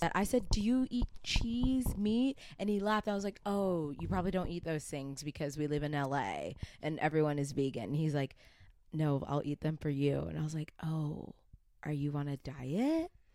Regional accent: Atlanta, Georgia, United States; I'm from Atlanta

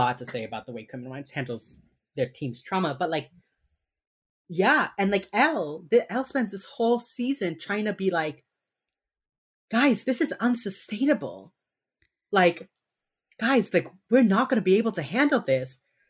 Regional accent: Miami, Florida, United States; growing up in Miami has a large Jewish population, and so every year I think October is Holocaust Remembrance Month.

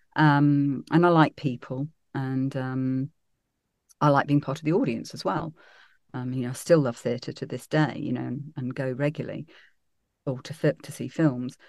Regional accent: Derby, East Midlands, United Kingdom; also born or lived in Sheffield / Birmingham; I was born in Sheffield, then we moved to Birmingham, then I, I spent most of my childhood actually growing up in Derby, so I was quite a Midlands girl

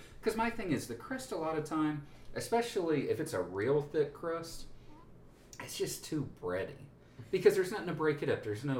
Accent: Allen, Texas, United States; we grew up in Allen, Texas.

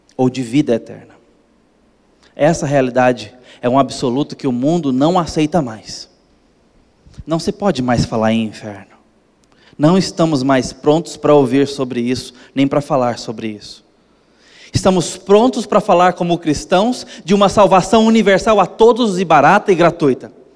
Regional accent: Brazil; como brasileiros

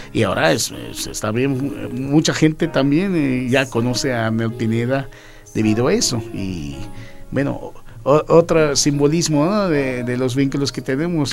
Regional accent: Philippines; now in Mexico City, Mexico

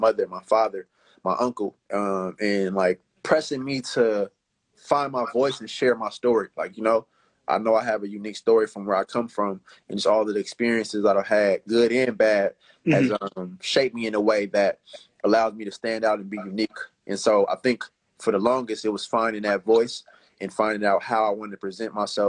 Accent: Oakland, California, United States; I'm from East Oakland.

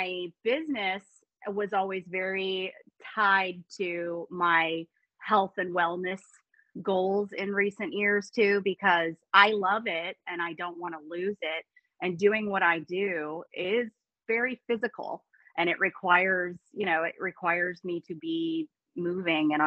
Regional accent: Tampa, Florida, United States; I am born and raised in the Tampa Bay area in Florida

